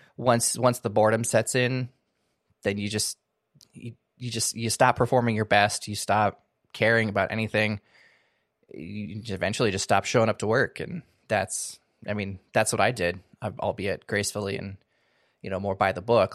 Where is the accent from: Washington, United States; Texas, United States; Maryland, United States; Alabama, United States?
Washington, United States; moved away as an adult; also born or lived in California; now in Seattle area, United States; moved back home to my home state, moved back to the Seattle area